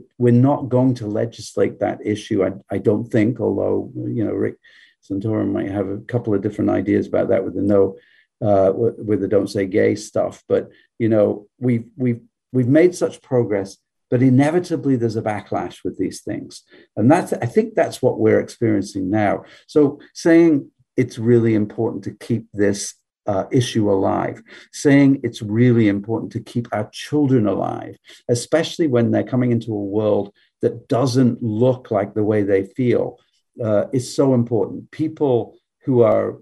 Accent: England, United Kingdom; moved away; I grew up in a different country. I grew up in England

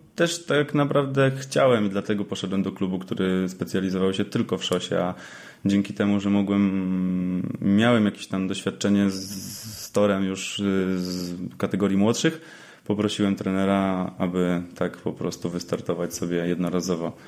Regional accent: Łódź, Łódź Voivodeship, Poland; Rzeczywiście jestem z Łodzi

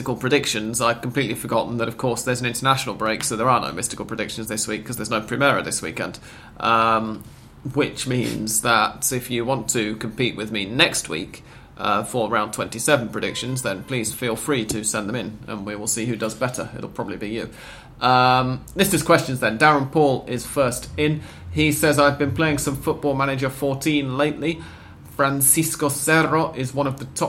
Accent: England, United Kingdom; as an English person

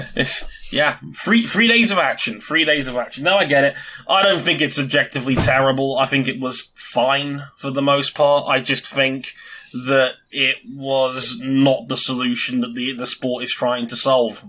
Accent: London, United Kingdom; London, baby! My hometown

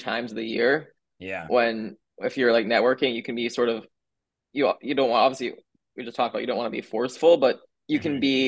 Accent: New York City, New York, United States; also born or lived in Miami; I was born and raised here.

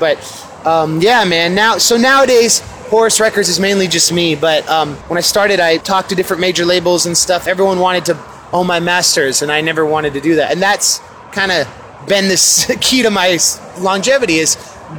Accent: Oakland, California, United States; I'm from Oakland, California, here in Seattle at El Corazon

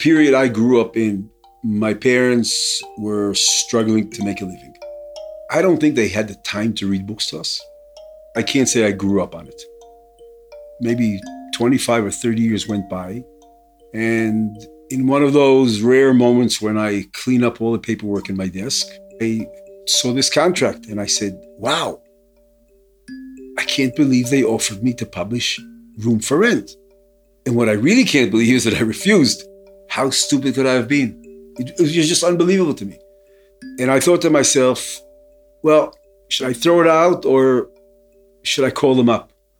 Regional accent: Israel; Although I grew up in Israel and I was born here, I was born to an American father and a Czech mother.

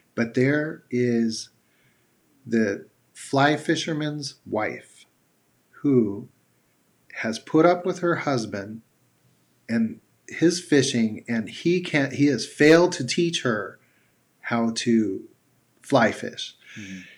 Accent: United States; as an American and being proud of my country

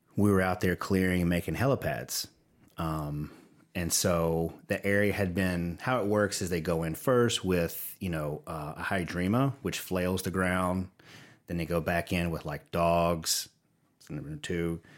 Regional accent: the South, United States; accent: Southern; they can probably hear my Southern accent coming through

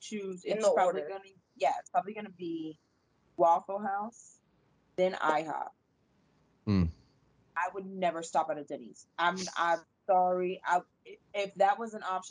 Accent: Atlanta, Georgia, United States; we're from Atlanta

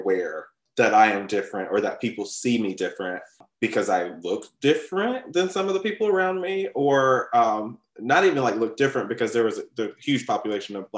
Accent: West Alabama, United States; I grew up a Black kid in West Alabama

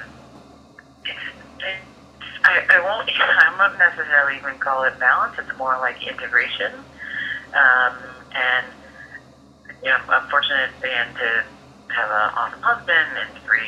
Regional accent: Ann Arbor, Michigan, United States; also born or lived in Troy, Michigan / Lansing, Michigan / East Lansing, Michigan; now in New York, United States; I grew up in Ann Arbor, Michigan.

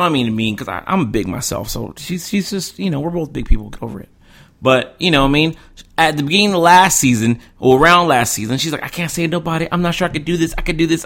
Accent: Charleston, South Carolina, United States; I'm from Charleston, South Carolina

